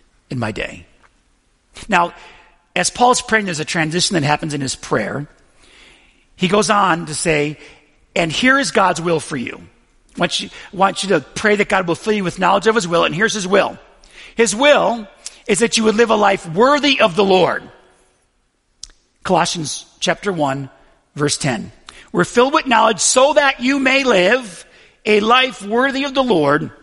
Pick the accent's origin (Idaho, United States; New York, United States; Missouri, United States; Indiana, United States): New York, United States; Buffalo; I'm from Buffalo